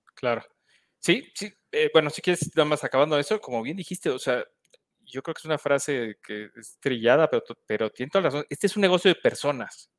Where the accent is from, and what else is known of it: Mexico